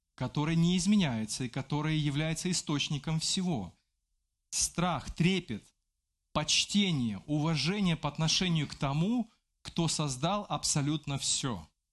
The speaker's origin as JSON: {"language": "Russian", "country": "Belarus", "said": "я белорус"}